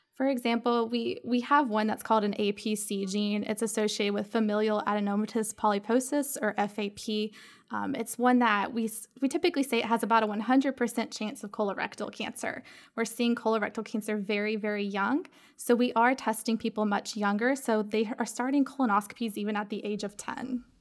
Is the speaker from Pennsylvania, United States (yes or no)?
no; Georgia, United States; also born or lived in Knoxville, Tennessee; now in Charleston, United States; I'm from Georgia